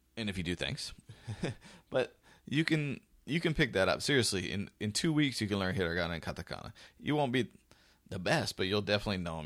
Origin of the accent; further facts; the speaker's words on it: United States; one American, myself